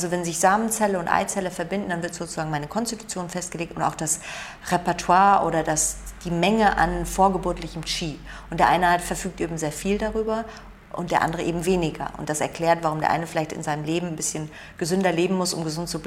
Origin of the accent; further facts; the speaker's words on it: Germany; born there; Meine Umweltbedingungen in dem Land, in dem ich geboren bin. Ich habe halt das Glück, ich bin in Deutschland geboren oder auch das Pech, je nachdem, wie man es betrachtet.